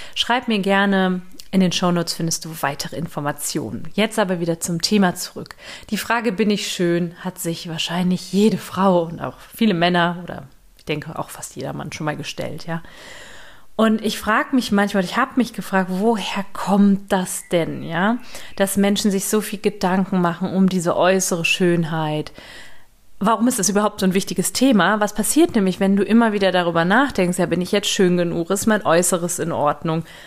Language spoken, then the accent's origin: German; Düsseldorf, North Rhine-Westphalia, Germany; moved away; ich hier in Düsseldorf bin, in meiner alten Heimat bei meiner Mutter